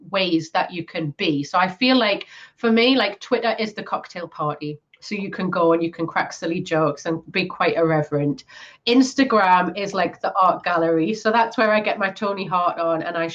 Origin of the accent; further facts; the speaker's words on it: Newcastle upon Tyne, North East England, United Kingdom; In my hometown